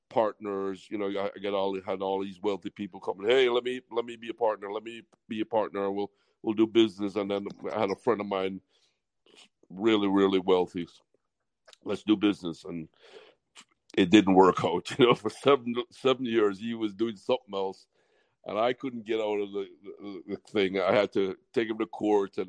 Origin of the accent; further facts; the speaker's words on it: Jamaica; also born or lived in California / Miami; now in West Palm Beach, United States; my mother was going to college, had me in California, moved me back to Jamaica. So I really grew up in an island tradition. That's why I got this accent